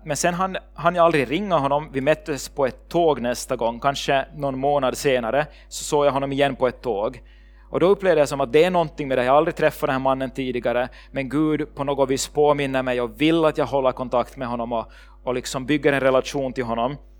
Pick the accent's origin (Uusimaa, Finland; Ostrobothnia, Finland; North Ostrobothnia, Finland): Uusimaa, Finland; Ekenäs; moved away as an adult; also born or lived in Sweden; min familj där hemma i Ekenäs